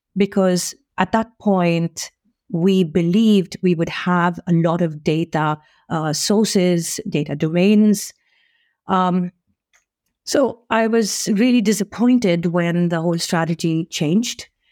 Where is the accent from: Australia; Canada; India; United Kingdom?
India; now in Sweden; I'm also Indian